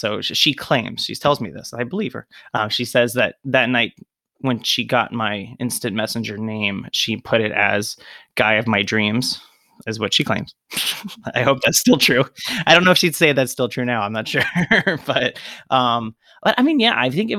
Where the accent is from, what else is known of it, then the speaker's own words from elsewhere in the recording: West Virginia, United States; moved away as an adult; also born or lived in Springfield, Ohio; I grew up in West Virginia.